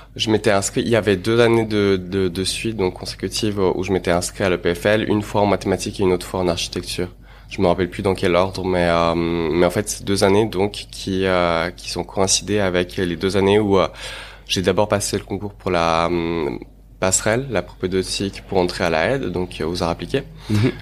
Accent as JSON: {"language": "French", "region": "Geneva", "country": "Switzerland", "tie": "born or raised there", "also_born_or_lived": "Moscow, Russia", "said": "je suis né à Moscou et je suis venu euh, lorsque j'étais tout jeune, euh, voilà, ici à Genève, avec mes parents, pour enfin dans le cadre du travail de mes parents, euh, et ville de laquelle je ne suis jamais parti, donc où j'ai grandi"}